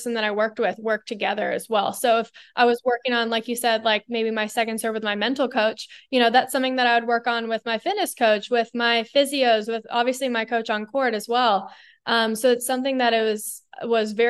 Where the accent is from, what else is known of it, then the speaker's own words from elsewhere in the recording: Bay Area, Northern California, United States; growing up in the Bay Area in Northern California, I was immersed in Silicon Valley